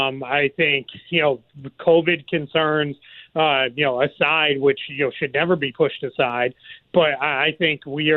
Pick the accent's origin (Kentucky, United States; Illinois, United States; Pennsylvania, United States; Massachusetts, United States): Massachusetts, United States; Boston; accent: Boston; my Boston accent